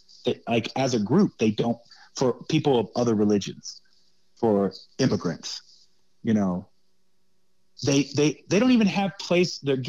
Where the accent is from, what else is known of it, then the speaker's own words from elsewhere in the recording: Hawaii, United States; I came up in the church when I grew up in Hawaii when I was a kid, from about 6 to 11 years old. I went to church in Hawaii.